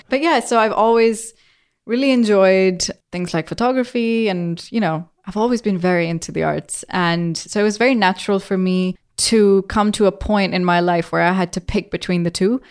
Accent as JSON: {"language": "English", "country": "Pakistan", "tie": "born or raised there", "moved": "yes", "lives_now": "England", "said": "I grew up in Pakistan"}